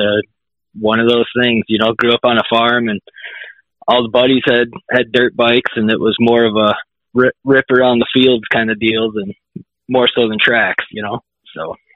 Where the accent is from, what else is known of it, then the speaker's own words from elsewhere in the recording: Illinois, United States; grew up uh, about an hour or so away from Decal Works. Um, small town, Illinois